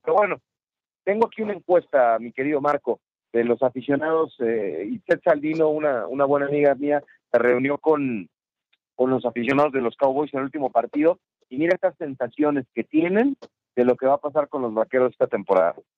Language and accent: Spanish; Mexico; mi país, en nuestro país